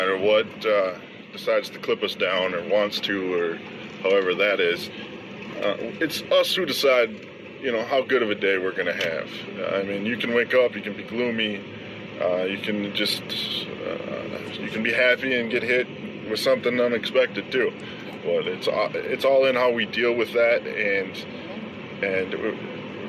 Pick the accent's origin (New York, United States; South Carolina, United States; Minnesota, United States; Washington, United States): Minnesota, United States; Yes, I am a northerner. I'm from Minnesota, born and raised.